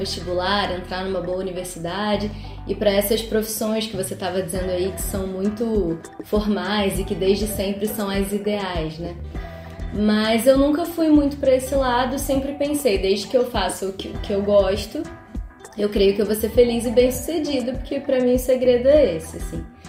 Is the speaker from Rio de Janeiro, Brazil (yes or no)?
yes; Nova Friburgo, Rio de Janeiro, Brazil; moro aqui em Nova Friburgo desde os quatro, porque na verdade eu sou carioca, nasci no Rio